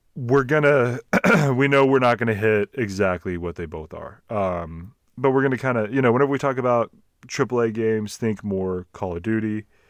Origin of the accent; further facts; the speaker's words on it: Texas, United States; accent: Texas; my Texas accent